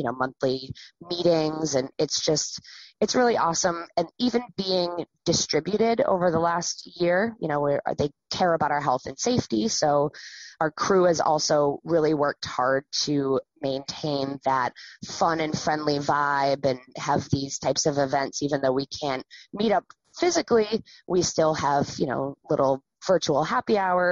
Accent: Wells, Maine, United States; I grew up around the Wells area

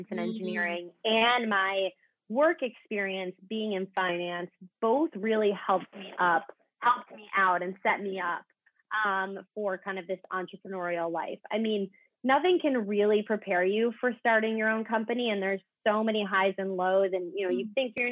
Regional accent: New Jersey, United States; moved away as an adult; also born or lived in Philadelphia, United States / New York, United States; now in Los Angeles, United States; I'm originally from the East Coast. I grew up in New Jersey

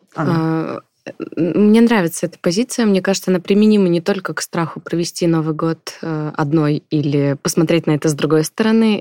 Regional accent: Russia; also born or lived in China; я родилась в России, росла в России

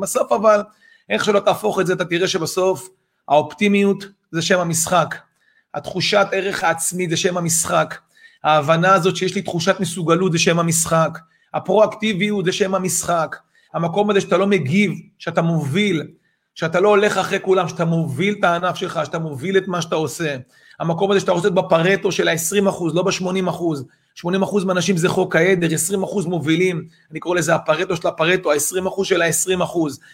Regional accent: Israel; אנחנו ישראלים

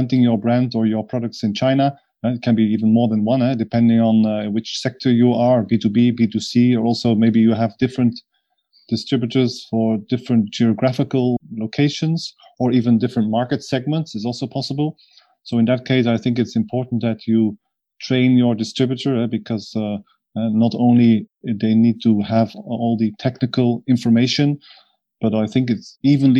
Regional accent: Belgium; I'm from Belgium.

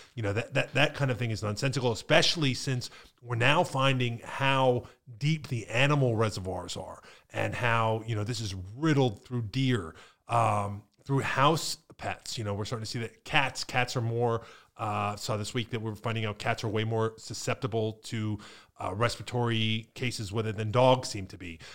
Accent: Pennsylvania, United States; moved away as an adult; now in Florida, United States; I'm from Pennsylvania

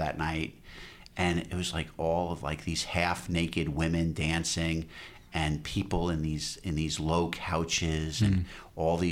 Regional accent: New York, United States; in New York when I was growing up

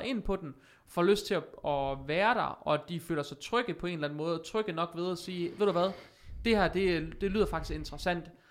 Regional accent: Vejle, Southern Denmark, Denmark; also born or lived in Sønderborg / Aarhus; jeg er vokset op i Vejle faktisk. Øh, nu bor jeg tilbage i Vejle

